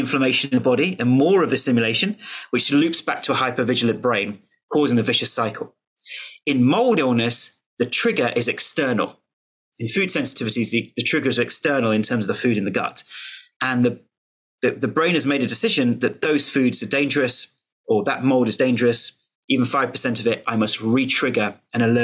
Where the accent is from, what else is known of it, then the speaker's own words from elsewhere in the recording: United Kingdom; as a Brit